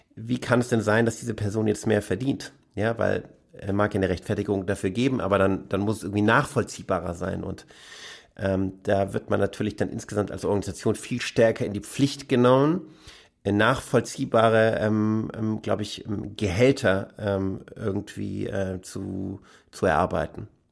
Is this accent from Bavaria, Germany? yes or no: no; Stuttgart, Baden-Württemberg, Germany; moved away as an adult; also born or lived in Egypt; ich bin ursprünglich in, im Süden von Deutschland aufgewachsen, in, in, in Stuttgart, sozusagen als Halbschwabe, Halbpalästinenser